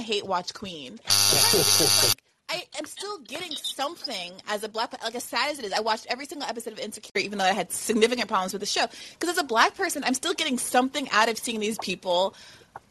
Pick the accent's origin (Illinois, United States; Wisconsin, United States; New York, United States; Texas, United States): New York, United States; as a woman, as a New Yorker, as a black person